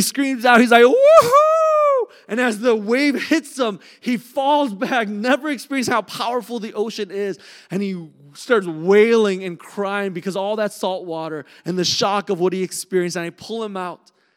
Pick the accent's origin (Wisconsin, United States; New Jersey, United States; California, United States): California, United States; Southern; moved away; growing up in California, in Southern California